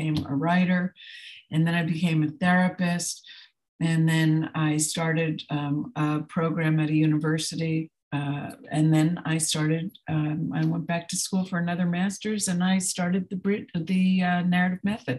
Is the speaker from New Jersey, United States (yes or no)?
yes; New Jersey, United States; I grew up in New Jersey in a dysfunctional family